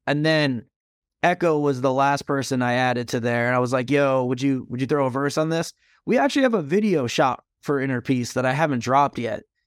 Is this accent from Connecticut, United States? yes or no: yes; Stamford, Connecticut, United States; my hometown of Stamford, Connecticut